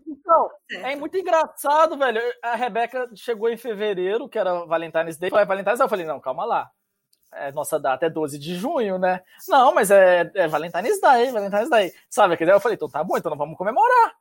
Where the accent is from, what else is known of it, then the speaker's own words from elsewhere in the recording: interior of Minas Gerais, Brazil; now in Canada; eu sou do interior de Minas